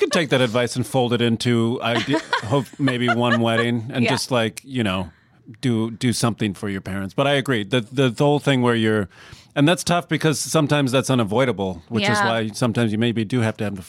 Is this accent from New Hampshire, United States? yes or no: no; Iowa, United States; now in Los Angeles, United States; I'm from Iowa.